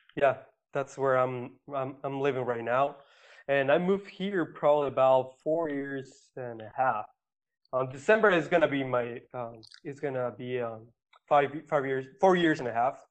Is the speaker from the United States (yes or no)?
no; Mexico; i am from mexico i, I grew up over there